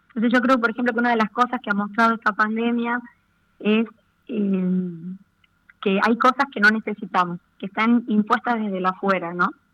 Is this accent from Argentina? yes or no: yes; Argentina; como argentinos, como ciudadanos de este bendito país